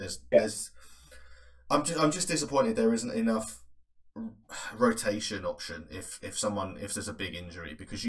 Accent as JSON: {"language": "English", "region": "England", "country": "United Kingdom", "said": "we're English"}